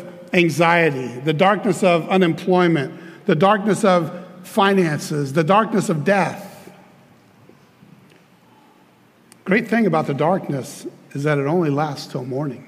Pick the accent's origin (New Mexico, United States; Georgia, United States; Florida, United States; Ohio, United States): Florida, United States; Clearwater; I'm from Clearwater. Okay, so here I am, a kid from Clearwater